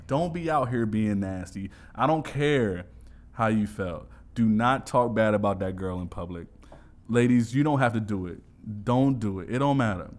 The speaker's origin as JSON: {"language": "English", "region": "New York", "country": "United States", "moved": "yes", "lives_now": "Los Angeles, United States", "said": "I'm from New York, bro"}